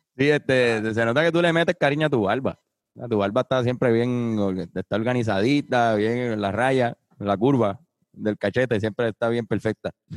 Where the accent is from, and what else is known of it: Puerto Rico